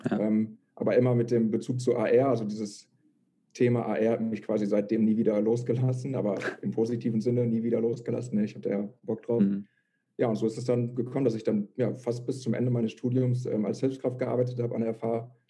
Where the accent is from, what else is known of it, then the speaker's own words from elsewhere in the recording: Lette, North Rhine-Westphalia, Germany; now in Münster, Germany; eigentlich komme ich aus Lette, aus dem Kreis Coesfeld. Ähm, ja, bin dann vor, wie gesagt, ungefähr zweieinhalb Jahren nach Münster gezogen